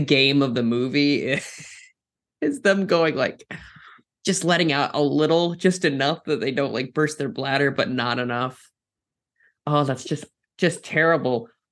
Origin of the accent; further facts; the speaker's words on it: Minnesota, United States; I'm from Minnesota